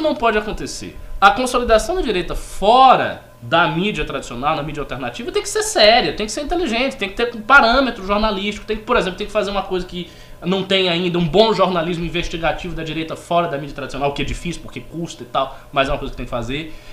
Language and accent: Portuguese; Bahia, Brazil; moved away; quando eu coordenava o MBL lá na Bahia